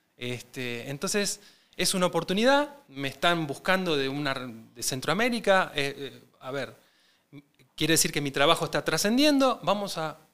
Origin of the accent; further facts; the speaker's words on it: Buenos Aires, Argentina; Nací en Capital Federal, en el barrio de, Belgrano, este, así que soy porteño